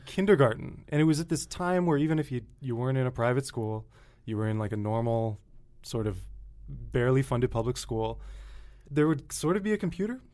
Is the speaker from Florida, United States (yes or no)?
no; Connecticut, United States; moved away; I grew up in a little airplane engine factory town in Connecticut